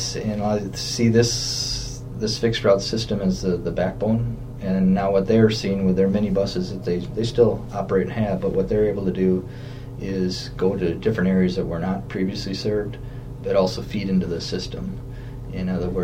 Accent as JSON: {"language": "English", "town": "Coon Valley", "region": "Wisconsin", "country": "United States", "tie": "born or raised there", "said": "I grew up in Coon Valley, right in Vernon County"}